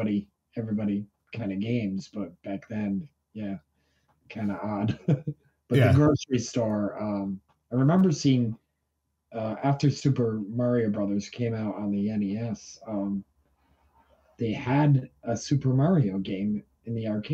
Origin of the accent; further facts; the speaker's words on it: New York, United States; also born or lived in Vermont; Yeah, I grew up in upstate New York.